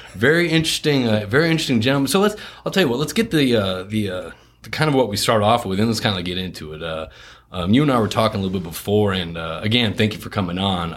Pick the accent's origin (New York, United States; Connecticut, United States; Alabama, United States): Connecticut, United States; moved away; also born or lived in France / Houston; I, grew up in Connecticut, so I wasn't raised around it